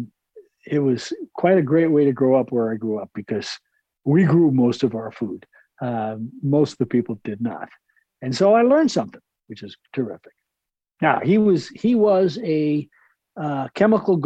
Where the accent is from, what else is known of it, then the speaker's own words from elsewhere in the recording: New York, United States; I grew up in New York